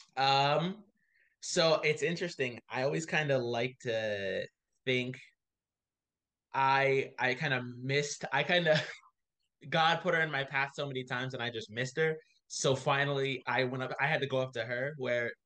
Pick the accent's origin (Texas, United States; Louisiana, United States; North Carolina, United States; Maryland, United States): Maryland, United States; Baltimore; I am from Baltimore originally. Uh, that's my city. I love it there